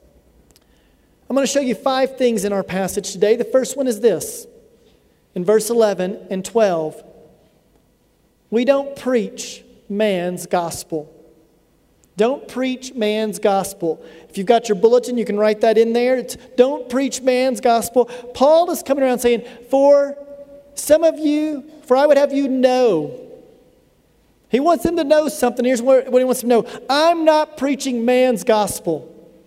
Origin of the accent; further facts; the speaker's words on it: United States; I'm an American from the United States